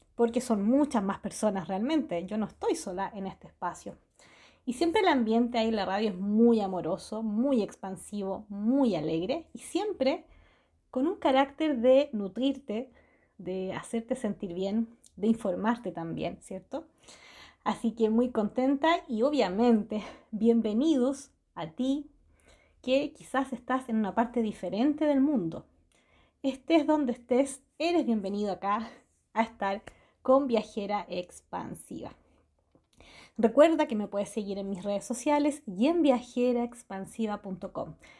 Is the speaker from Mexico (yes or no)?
no; Santiago, Santiago Metropolitan Region, Chile; Soy de Chile, nací en Santiago y he vivido toda mi vida acá.